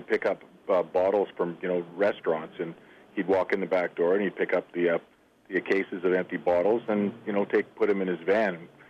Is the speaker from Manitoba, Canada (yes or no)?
yes; Winnipeg, Manitoba, Canada; I'm from Winnipeg.